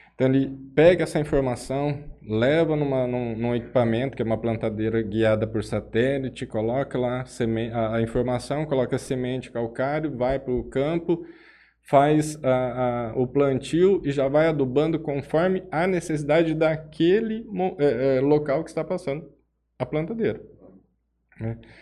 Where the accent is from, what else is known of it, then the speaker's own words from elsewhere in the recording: Jales, São Paulo, Brazil; also born or lived in Araçatuba / São Carlos / São José dos Quatro Marcos; eu sou natural de Jales, né? É... Minha família é daqui